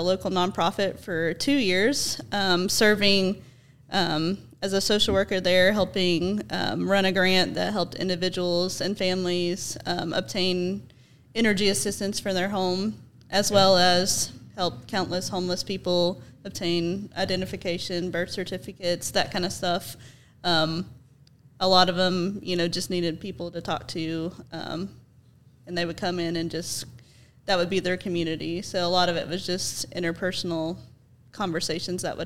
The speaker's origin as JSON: {"language": "English", "town": "Johnson City", "region": "Tennessee", "country": "United States", "tie": "born or raised there", "said": "I was born and raised in Johnson City, and I graduated from Science Hill High School"}